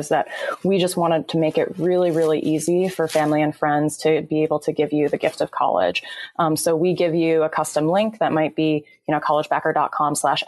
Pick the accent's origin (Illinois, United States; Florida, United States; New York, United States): Illinois, United States; Chicago suburbs; now in California, United States; I am originally from the Chicago suburbs, but moved out to California